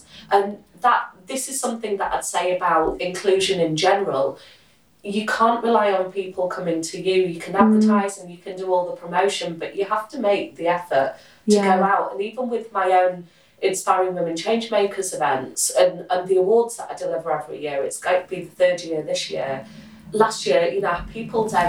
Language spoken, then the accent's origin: English; United Kingdom; as a British Indian woman